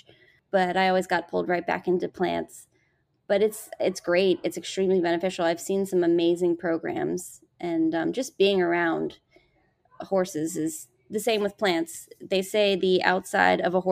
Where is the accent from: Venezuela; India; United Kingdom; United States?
United States; Montgomery County, Maryland; Growing up in Seneca Creek State Park in Montgomery County